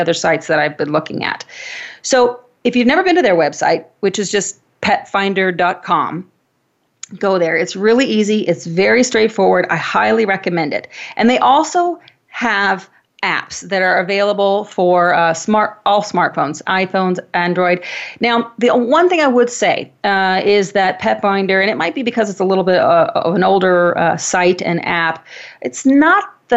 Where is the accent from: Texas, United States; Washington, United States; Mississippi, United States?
Washington, United States; Wenatchee; born or raised there